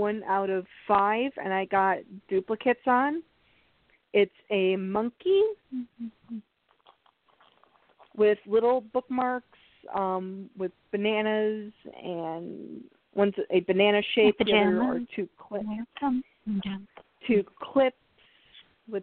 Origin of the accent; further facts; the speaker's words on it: Chicago, Illinois, United States; I'm from Chicago